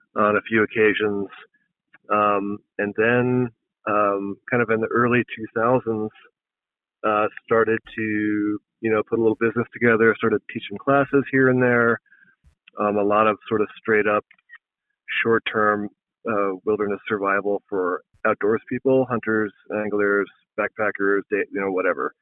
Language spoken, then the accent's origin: English; East Coast, United States; moved away as an adult; now in Montana, United States; I grew up on the East Coast um, and moved out west when I was, when I was 19. Um, and I've been living in Montana continuously since 1997